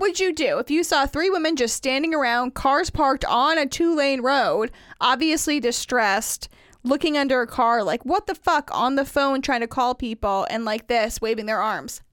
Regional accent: Indiana, United States; I grew up in Indiana

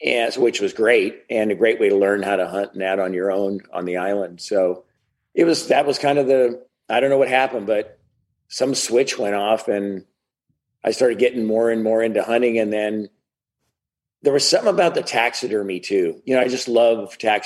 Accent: Prince Albert, Saskatchewan, Canada; now in Seattle area, United States; I was actually born in Canada in Prince Albert, Saskatchewan, which is the middle of nowhere

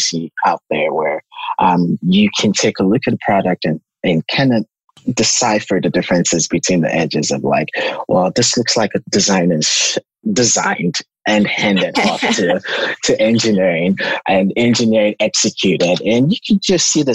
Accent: Lagos, Nigeria; I'm from Nigeria, a city called Lagos, Nigeria

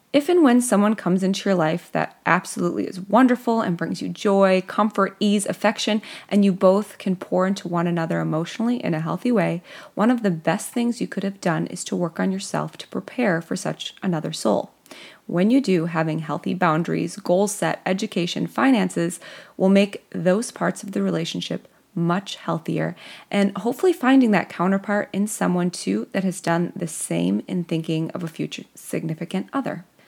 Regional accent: Midwest, United States; accent: Midwestern; my Midwestern accent

